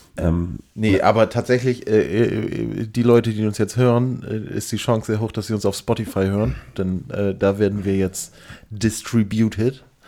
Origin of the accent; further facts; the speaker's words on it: Northern Germany, Germany; wir als Norddeutsche neigen natürlich total dazu, irgendwie rumzunuscheln